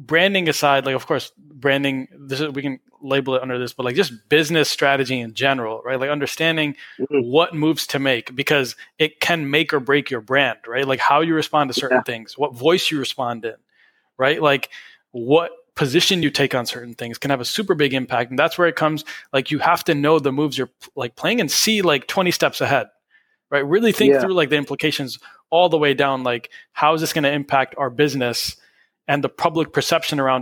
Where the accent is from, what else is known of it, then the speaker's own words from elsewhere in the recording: Detroit, Michigan, United States; We're from Detroit.